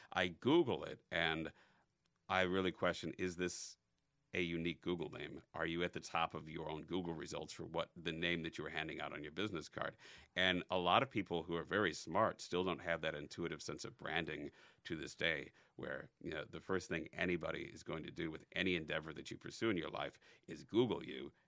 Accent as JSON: {"language": "English", "area": "North Chicago suburbs", "region": "Illinois", "country": "United States", "tie": "born or raised there", "also_born_or_lived": "Elgin, Illinois / Schaumburg, Illinois / Bartlett, Illinois / Evanston, Illinois", "said": "the North Chicago suburbs"}